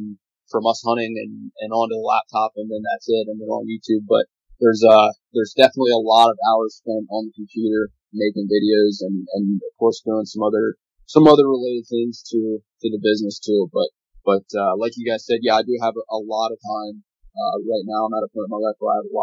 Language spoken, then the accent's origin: English; Lancaster County, Pennsylvania, United States; I'm from Lancaster County, Pennsylvania, here in the southeastern part of the state.